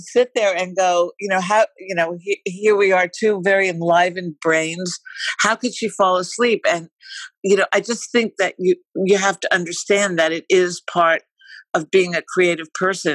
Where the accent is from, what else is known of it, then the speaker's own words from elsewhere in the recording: New York, United States; moved away as an adult; also born or lived in Florida / Paris / Wisconsin / Boston; now in Los Angeles, United States; I'm in Los Angeles. I'm a New Yorker, but I've been living here for, I don't know, decades